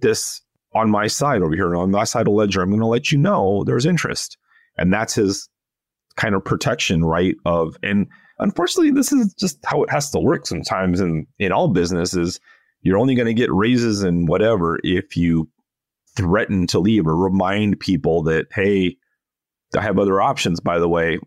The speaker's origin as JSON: {"language": "English", "town": "Los Angeles", "region": "California", "country": "United States", "tie": "born or raised there", "moved": "yes", "said": "my hometown"}